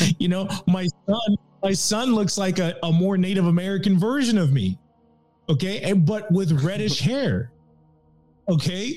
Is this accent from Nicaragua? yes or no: yes; Nicaragua; I'm from Nicaragua.